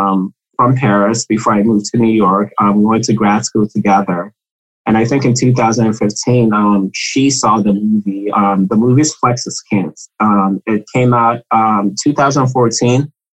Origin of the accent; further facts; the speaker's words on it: Ghana; I'm from Ghana